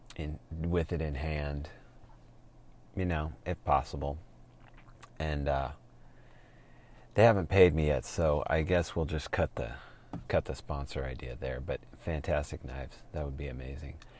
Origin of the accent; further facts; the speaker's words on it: Portland, Oregon, United States; moved away as an adult; also born or lived in Utah; born and raised in Portland, seventh or eighth generation